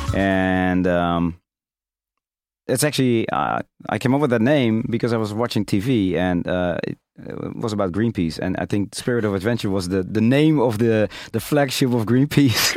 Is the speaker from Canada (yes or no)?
no; Rotterdam, South Holland, Netherlands; I'm being from Rotterdam